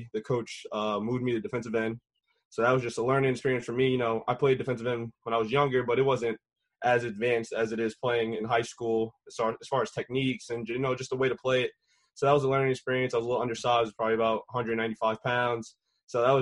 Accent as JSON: {"language": "English", "town": "Rockville Centre", "region": "New York", "country": "United States", "tie": "born or raised there", "said": "I grew up in Rockville Center, New York, which is on Long Island"}